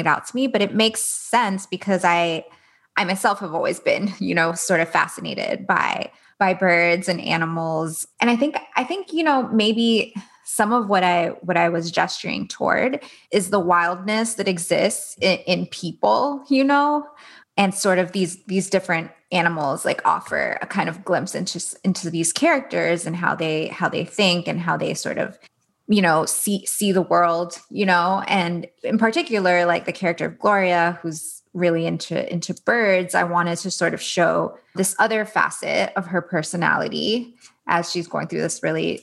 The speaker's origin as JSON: {"language": "English", "town": "Miami", "region": "Florida", "country": "United States", "tie": "born or raised there", "said": "I grew up in Miami"}